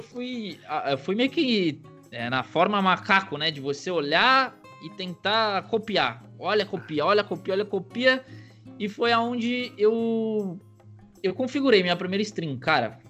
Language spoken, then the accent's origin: Portuguese; São Caetano do Sul, São Paulo, Brazil; also born or lived in United States; eu nasci em São Caetano do Sul, ABC Paulista aqui